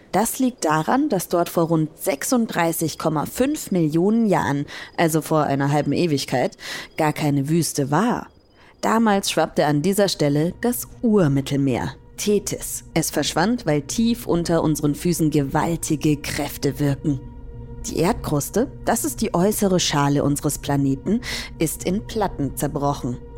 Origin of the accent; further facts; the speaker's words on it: Hamburg, Germany; ich komme aus Hamburg und ich fahre meistens an die Nordsee nach Dänemark wo die Wellen so schön hoch sind.